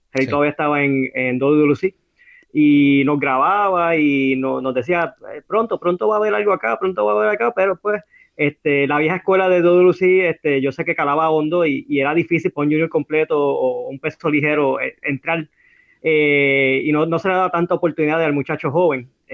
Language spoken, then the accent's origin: Spanish; Carolina, Puerto Rico; Yo me crié en Isla Verde.